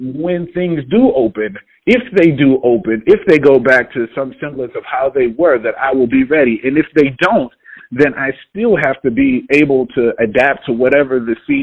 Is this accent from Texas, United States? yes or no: yes; Houston, Texas, United States; moved away; I'm originally from Houston, Texas